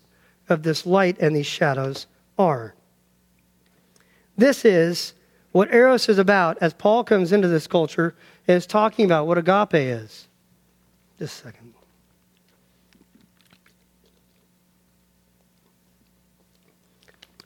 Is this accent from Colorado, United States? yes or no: yes; Denver, Colorado, United States; I grew up in Denver, Colorado